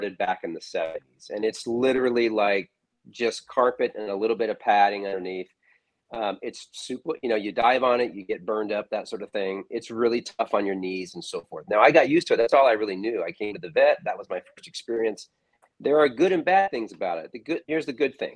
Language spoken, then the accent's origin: English; Spokane, Washington, United States; moved away as an adult; I grew up out in Spokane, Washington.